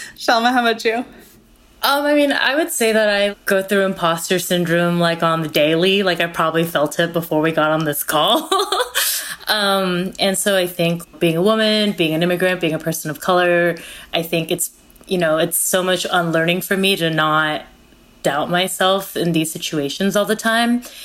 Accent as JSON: {"language": "English", "region": "California", "country": "United States", "tie": "born or raised there", "also_born_or_lived": "Korea", "said": "my family immigrated from Korea to the United States when I was four and a half. And I grew up in California"}